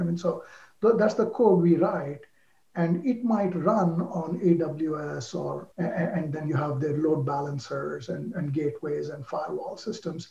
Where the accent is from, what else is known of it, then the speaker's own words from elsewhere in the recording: India; moved away; I grew up in India